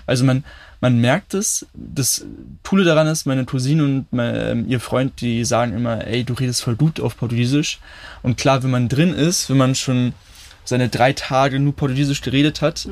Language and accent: German; Berlin, Germany; Ich bin auch in Berlin in Kreuzberg geboren